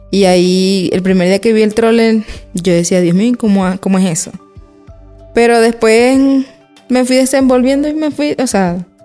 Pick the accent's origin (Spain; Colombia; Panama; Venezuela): Venezuela; Maracaibo, Zulia; moved away as an adult; now in Quito, Ecuador; Llegué acá en el 2020, vengo de Maracaibo, estado Zulia.